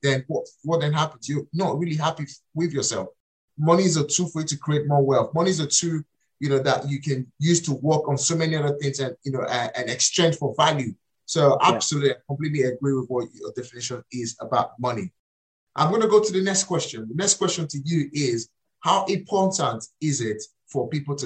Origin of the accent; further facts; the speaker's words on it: Nigeria; moved away; I was born and raised in Africa. I was born and raised in Nigeria